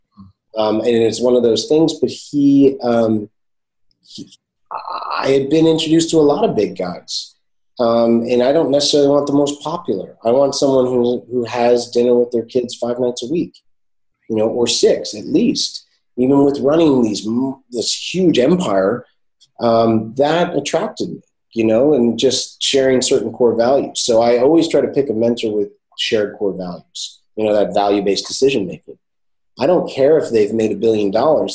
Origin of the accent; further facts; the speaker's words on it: Morristown, New Jersey, United States; I grew up in Morristown, New Jersey